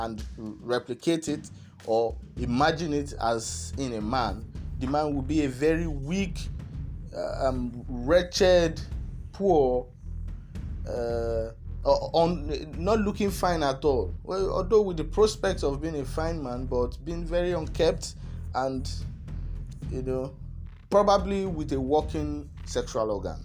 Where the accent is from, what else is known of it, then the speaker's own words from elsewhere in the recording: Nigeria; my fellow Nigerians